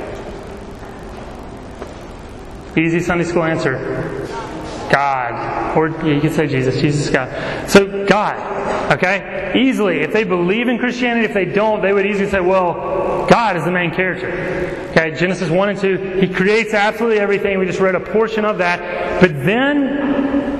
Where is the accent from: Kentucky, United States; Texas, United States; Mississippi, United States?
Mississippi, United States; Laurel; I grew up in Laurel, Mississippi